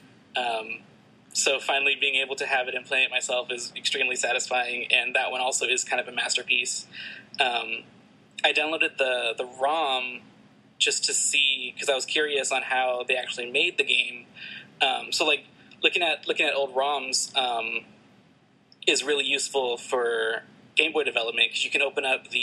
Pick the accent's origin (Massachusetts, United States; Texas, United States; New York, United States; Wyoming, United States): Texas, United States; San Antonio; now in Boston, United States; I live in Boston right now, but I'm originally from San Antonio.